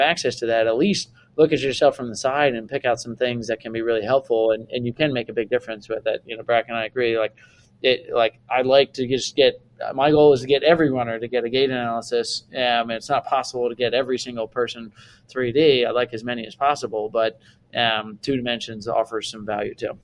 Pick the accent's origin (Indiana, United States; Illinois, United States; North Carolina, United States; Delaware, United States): Delaware, United States; I grew up in yeah in Delaware